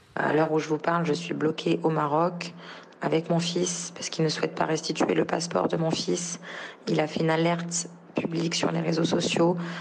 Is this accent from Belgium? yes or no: no; France; j'ai un enfant qui est français, je suis française